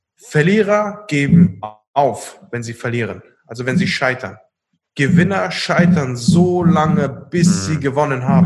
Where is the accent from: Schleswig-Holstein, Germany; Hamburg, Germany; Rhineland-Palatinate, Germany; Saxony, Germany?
Rhineland-Palatinate, Germany; Koblenz; Wir kommen hier aus Koblenz